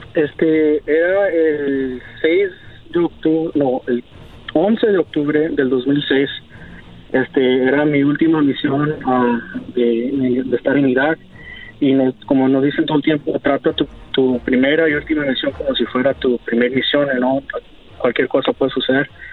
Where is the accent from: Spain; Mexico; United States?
United States; also born or lived in Arizona; yo soy ciudadano americano, yo he vivido aquí en Estados Unidos toda mi vida